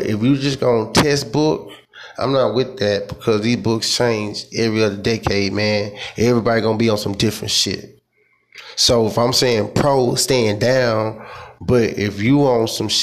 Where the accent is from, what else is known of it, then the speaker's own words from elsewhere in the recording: United States; I'm African American